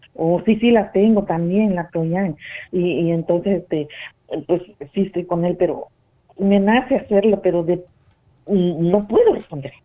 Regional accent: Mexico; yo soy de México

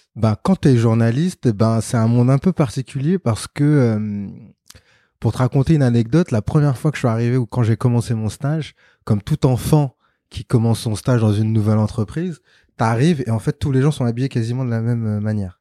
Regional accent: Sarcelles, Île-de-France, France; j'ai grandi en banlieue, à Sarcelles, donc dans le 95, donc Val d'Oise

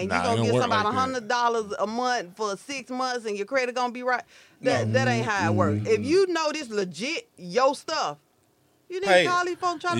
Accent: Grenada, Mississippi, United States; moved away; Y'all know I cover Grenada and I come down here because it's my hometown.

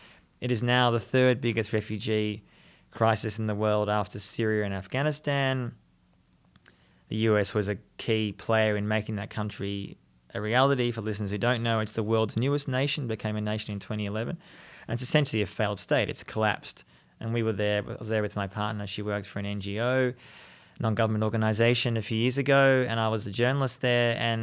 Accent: Australia; moved away as an adult; now in Jerusalem, Israel; I'm from Australia, as you can people mm-hmm. tell my accent, but I'm living in Jerusalem.

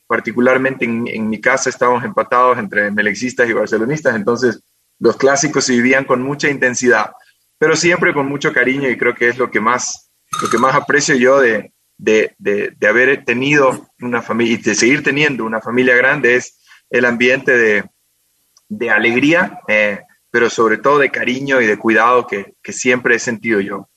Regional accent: Quito, Pichincha, Ecuador; also born or lived in Guayaquil; vine acá a Quito hace muchos años, cuando yo tenía siete años, vinimos a, a vivir acá

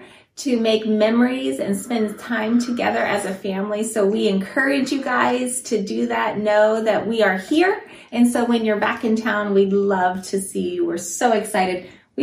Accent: Guinea; moved away; also born or lived in Italy; I was born in Italy, where my parents were church planters, and so we were in small in-home churches then. And then when I was six, we moved to Guinea, West Africa.

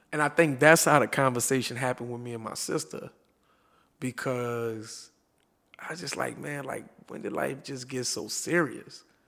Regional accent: New Orleans, Louisiana, United States; I'm from New Orleans

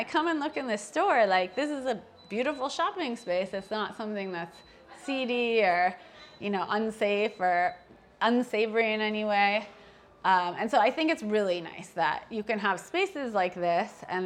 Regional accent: New Jersey, United States; moved away; also born or lived in Las Vegas, Nevada; I grew up first in New Jersey and then I lived in Las Vegas.

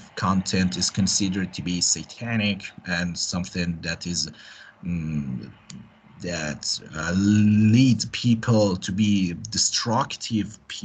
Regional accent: Iran; we are from Iran.

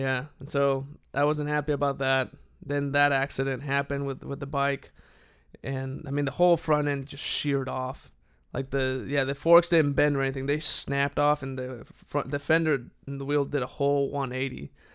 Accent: Saltillo, Coahuila, Mexico; moved away as an adult; was born and raised there, and then I turned eighteen, went off to college, and, uh, That's the last time I lived in Mexico.

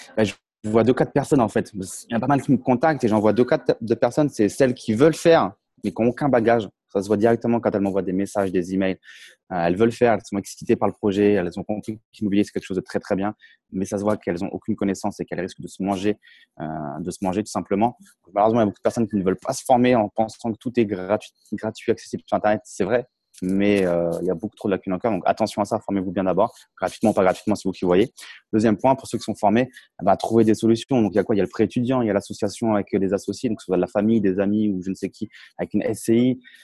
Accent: Champagne, Grand Est, France; moved away as an adult; now in Tallinn, Estonia; moi, j'ai grandi en Champagne

